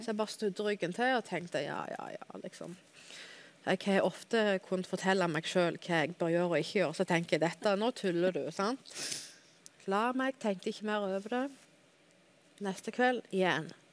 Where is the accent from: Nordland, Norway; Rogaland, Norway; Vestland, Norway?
Rogaland, Norway; Hauge i Dalane; also born or lived in Stavanger; Jeg òg er født og oppvokst på Haua, da. Samme plass som Tom.